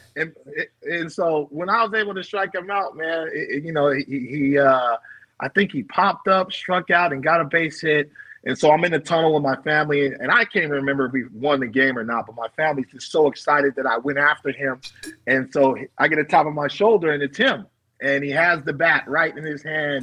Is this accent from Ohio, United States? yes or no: no; Bay Area, California, United States; I'm from the Bay Area